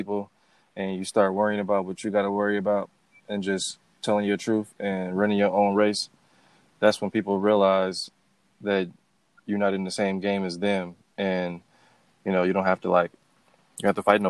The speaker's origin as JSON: {"language": "English", "town": "Oakland", "region": "California", "country": "United States", "tie": "born or raised there", "said": "the area that I grew up in Oakland"}